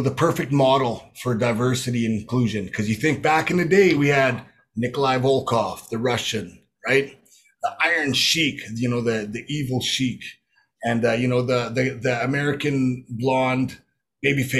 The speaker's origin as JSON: {"language": "English", "area": "Prince Albert, and Regina", "region": "Saskatchewan", "country": "Canada", "tie": "born or raised there", "said": "growing up in Prince Albert, Saskatoon, and Regina, just a Saskatchewan boy"}